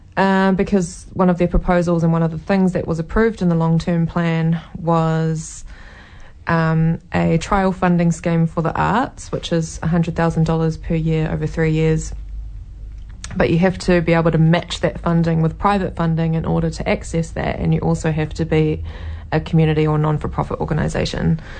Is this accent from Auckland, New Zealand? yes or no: no; Taranaki, New Zealand; also born or lived in Waikato / Cambridge, New Zealand; now in Hamilton, New Zealand; I grew up in Taranaki in a small coastal town, and we moved up to the Waikato in 1998.